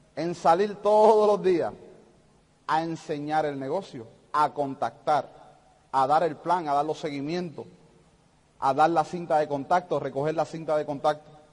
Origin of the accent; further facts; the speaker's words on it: Puerto Rico; yo soy de Puerto Rico